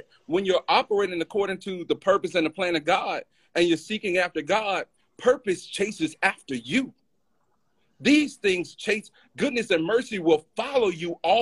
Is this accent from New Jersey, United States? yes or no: no; Alabama, United States; I'm from Alabama, bro. I'm from Alabama.